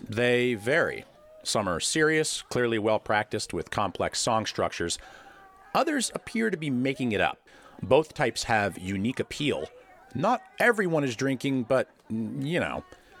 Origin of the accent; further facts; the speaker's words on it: Waterbury, Vermont, United States; my hometown of Waterbury, Vermont.